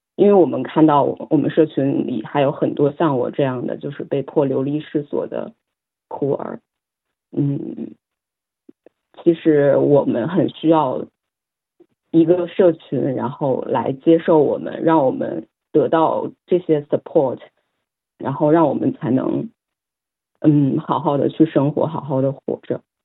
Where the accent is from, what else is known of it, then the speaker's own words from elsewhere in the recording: China; now in Sydney, Australia; 我来自中国